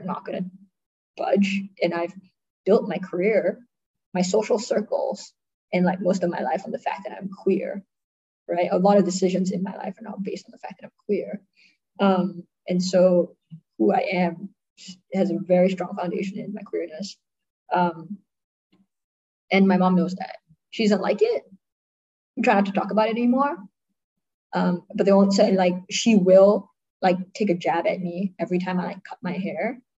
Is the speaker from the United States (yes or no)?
no; Singapore; accent: American; if I talk in my like American accent, right, like nobody can tell I'm Singaporean.